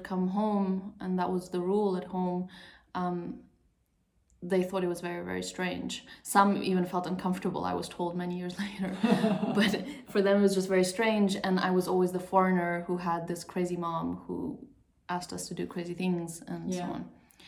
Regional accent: Portugal; moved away as an adult; also born or lived in Sweden; I grew up until I finished high school in Portugal

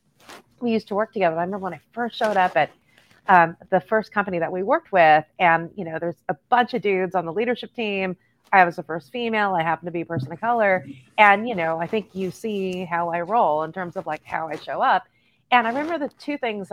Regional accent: Los Angeles, California, United States; born and raised in East

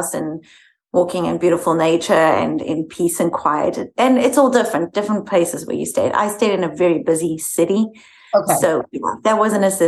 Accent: South Africa; moved away as an adult; now in United States; I am originally from South Africa. I moved here about 18 years ago with a 15-month-old

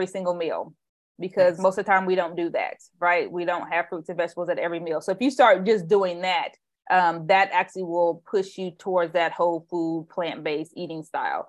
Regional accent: Indiana, United States; now in Bay Area, United States; I grew up in Indiana

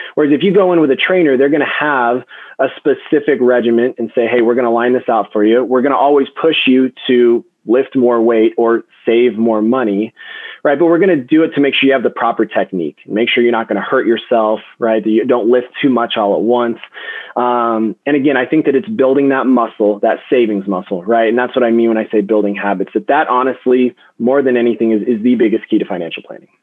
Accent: Denver, Colorado, United States; I was born and raised in Denver. I'm a Colorado native

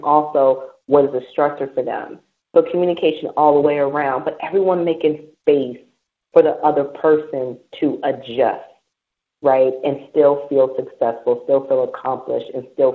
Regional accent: United States; moved away as an adult; now in British Virgin Islands; me being American and coming from the United States

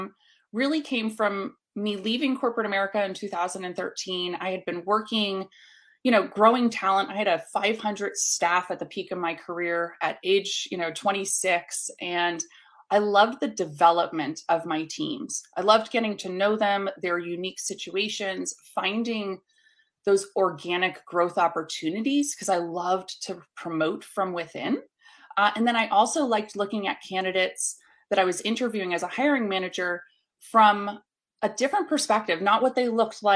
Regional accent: New York City, New York, United States; now in Atlanta, United States; So I started in New York City. So I was originally from the North. I've since moved down south in 2010 to the Atlanta market.

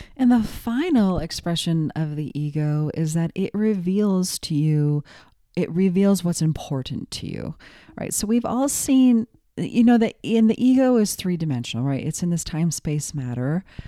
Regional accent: United States; also born or lived in New York / Los Angeles; I'm American

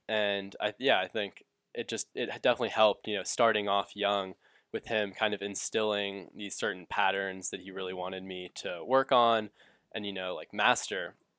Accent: Atlanta, Georgia, United States; I grew up in Atlanta

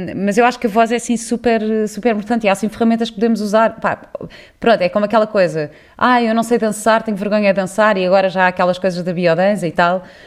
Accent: Cascais, Lisbon, Portugal; eu cresci em Cascais, mas numa casa onde chovia

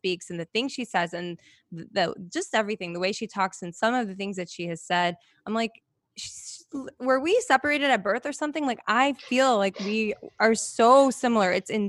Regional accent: Chicago, Illinois, United States; moved away as an adult; also born or lived in Las Vegas / New York; I'm born and raised in Chicago.

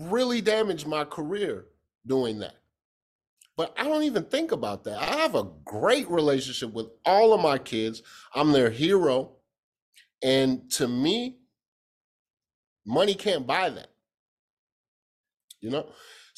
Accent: Kansas, United States; I'm from Kansas

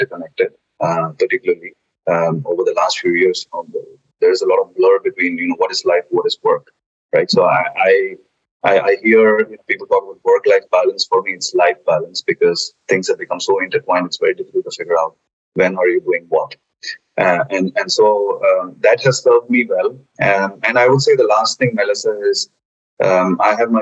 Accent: India; moved away as an adult; also born or lived in Germany; I'm originally from India. I have done all my formative education, including higher education, graduation out of India. And then I moved to Germany to work with Bayer

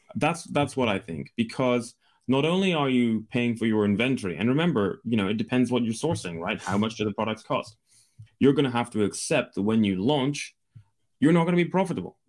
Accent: Scotland, United Kingdom; I'm from the U K. I'm from Scotland in the U K

